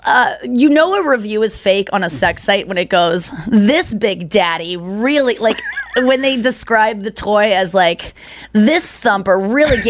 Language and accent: English; St. Louis, Missouri, United States; also born or lived in Cincinnati, Ohio; when I first moved to St. Louis as a child, I was six, and I moved from Cincinnati